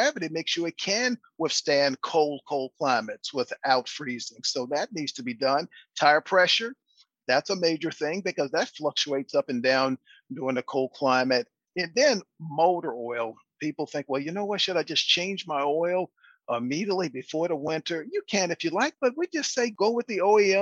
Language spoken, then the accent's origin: English; East Coast, United States; now in Houston, United States; I grew up with snow up to my belly button growing up on the East Coast